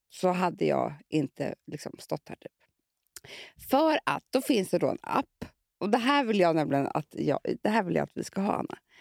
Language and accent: Swedish; Gotland, Sweden; Jag kommer ju från Gotland